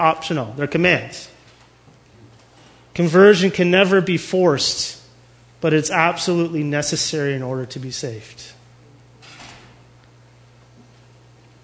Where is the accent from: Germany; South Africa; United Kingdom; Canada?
Canada; We're Canadian